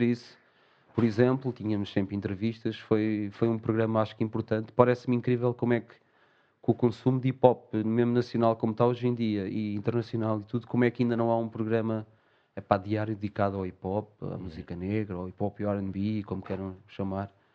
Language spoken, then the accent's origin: Portuguese; Portugal; nós, até como portugueses